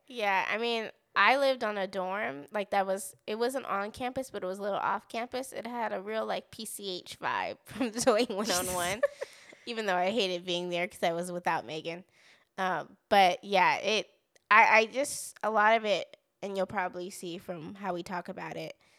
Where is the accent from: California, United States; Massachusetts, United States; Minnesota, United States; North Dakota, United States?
California, United States; Southern; moved away as an adult; now in Texas, United States; we grew up in California, so we lived in California for about 20 years